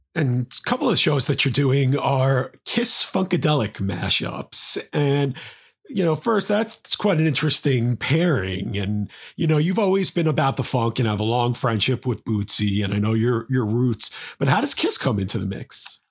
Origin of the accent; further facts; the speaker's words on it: New York City, New York, United States; my hometown of New York